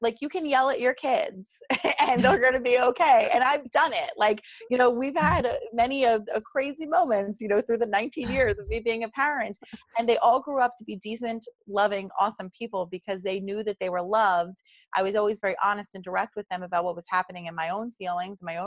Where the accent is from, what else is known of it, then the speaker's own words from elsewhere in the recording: New Jersey, United States; accent: South Jersey; my South Jersey accent